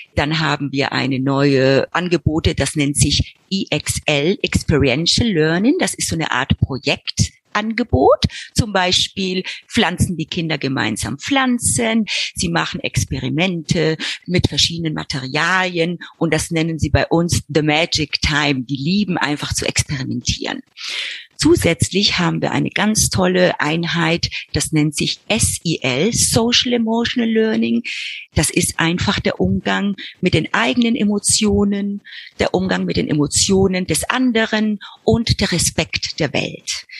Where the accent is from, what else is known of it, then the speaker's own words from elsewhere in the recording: Argentina; moved away as an adult; also born or lived in Buenos Aires; now in Frankfurt, Germany; Ich bin dann in Argentinien geboren, dort aufgewachsen